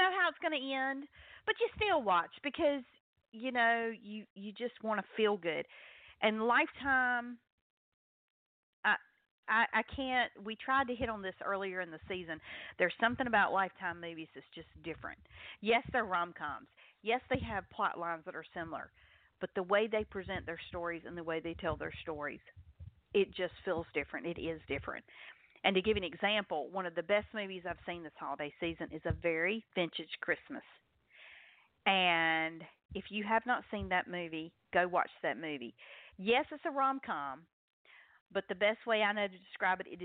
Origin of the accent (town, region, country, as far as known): North Carolina, United States; accent: Southern